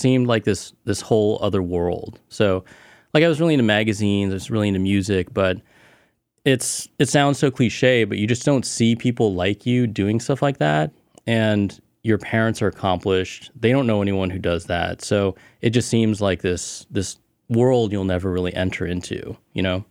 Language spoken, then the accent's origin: English; Cupertino, California, United States; also born or lived in Illinois / Plano, Texas / Richardson, Texas / Taiwan; I spent most of my life in the Bay Area, mm-hmm. Cupertino.